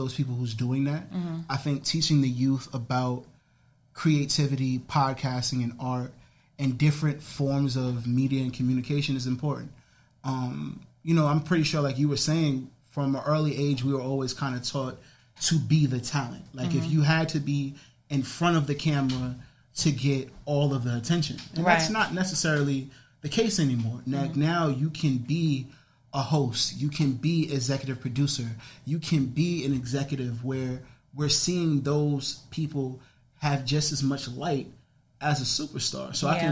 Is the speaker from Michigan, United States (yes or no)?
no; New York City, New York, United States; I grew up in the Bronx, but my grandfather lived in Harlem